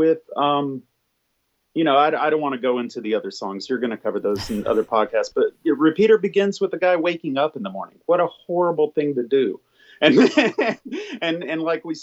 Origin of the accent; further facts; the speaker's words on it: small town Alabama, United States; small town Alabama, there was really nothing else to do. We're 90 miles from the Florida beach.